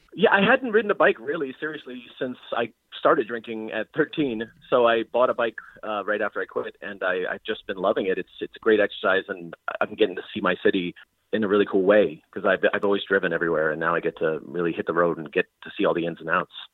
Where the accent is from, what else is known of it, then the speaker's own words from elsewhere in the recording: New York City, New York, United States; now in Philadelphia, United States; I'm from New York City. I currently live in Philadelphia